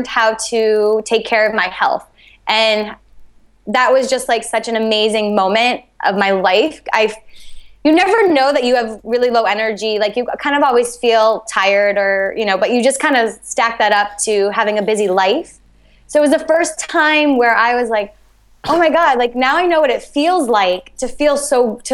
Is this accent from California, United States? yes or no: no; New Hampshire, United States; also born or lived in New York; now in Los Angeles, United States; I grew up in New Hampshire, I knew Boston